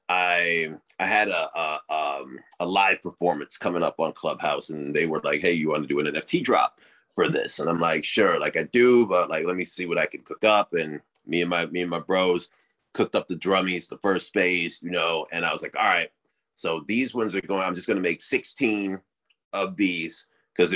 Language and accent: English; United States; growing up in America